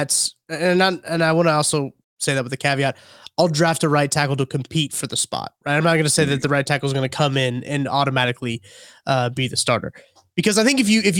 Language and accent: English; Midwest, United States; I'm from the Midwest